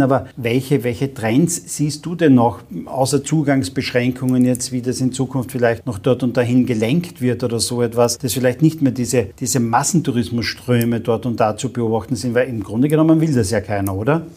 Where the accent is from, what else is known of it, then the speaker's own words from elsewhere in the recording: Carinthia, Austria; ich bin gebürtiger Kärntner